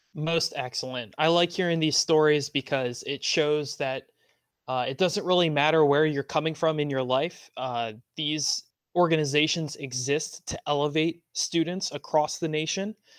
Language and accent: English; Maryland, United States; I still stick with y'all, which is the term used in Maryland, my home state